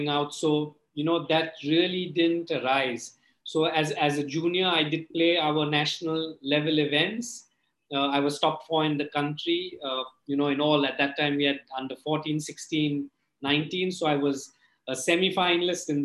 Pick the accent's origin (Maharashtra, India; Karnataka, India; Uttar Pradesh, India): Maharashtra, India; Mumbai; I'm originally from Bombay